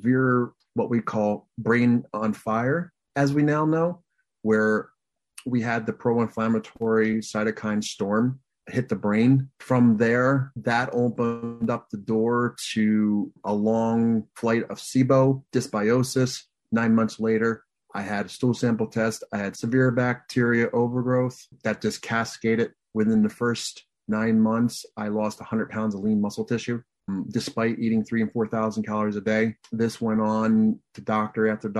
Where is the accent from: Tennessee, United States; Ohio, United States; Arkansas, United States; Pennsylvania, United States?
Pennsylvania, United States; moved away as an adult; now in Michigan, United States; I'm originally from Pennsylvania